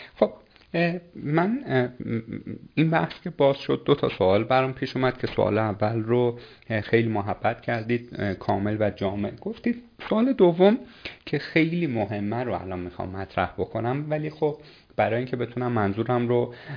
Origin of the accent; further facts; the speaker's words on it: Iran; یه آدمی مثل شما و من که شهرستانی هستیم